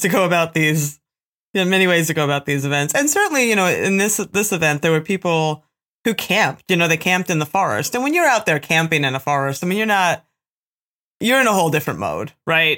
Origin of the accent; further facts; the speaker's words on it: Pennsylvania, United States; I'm from Pennsylvania.